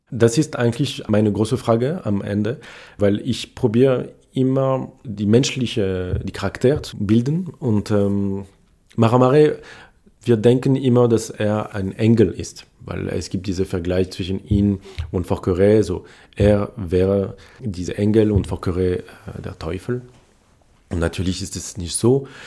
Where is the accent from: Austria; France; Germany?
France; Paris, Île-de-France; German is a second language; moved away as an adult; also born or lived in Switzerland; now in Nancy, France; Ich bin aus Paris und ich habe dann in, in der Schweiz studiert